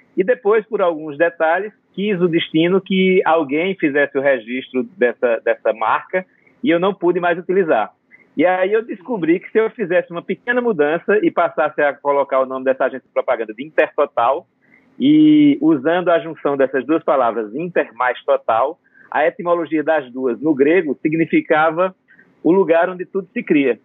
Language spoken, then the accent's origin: Portuguese; Batalha, Alagoas, Brazil; é uma cidade chamada Batalha, no sertão de Alagoas. E essa cidade, onde eu é, na, é, nasci, me criei e, e, e, passei toda a minha infância